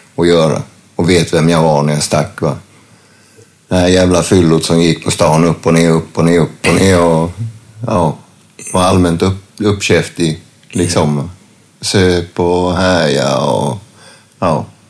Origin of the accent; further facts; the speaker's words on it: a small town near Värnamo, Jönköping County, Sweden; moved away as an adult; also born or lived in Gothenburg; när jag flyttade tillbaks ner hit, så började jag med att flytta till en liten håla som heter Marieholm utanför Värnamo.